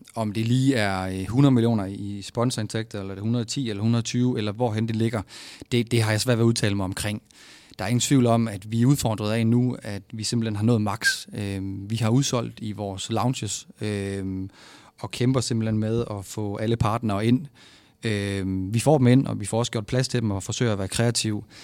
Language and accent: Danish; Vejle, Southern Denmark, Denmark; moved away as an adult; now in Aarhus, Denmark; jeg er jo fra Vejle af. Og når man er fra Vejle